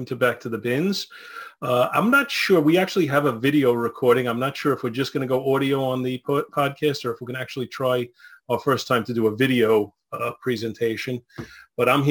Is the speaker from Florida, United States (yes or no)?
no; New York City, New York, United States; also born or lived in East Meadow; now in Plainview, United States; I grew up in Brooklyn. Moved in 96 to East Meadow